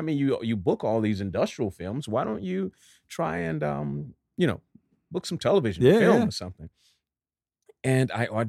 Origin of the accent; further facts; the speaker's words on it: Dallas, Texas, United States; It's like, I'm from Dallas.